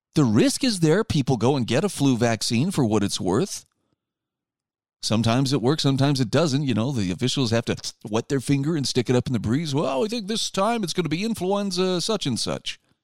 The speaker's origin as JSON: {"language": "English", "region": "Utah", "country": "United States", "tie": "born or raised there", "said": "in my home state of Utah"}